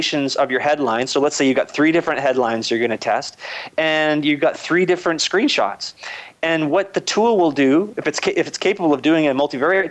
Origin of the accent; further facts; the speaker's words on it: Canada; I'm Canadian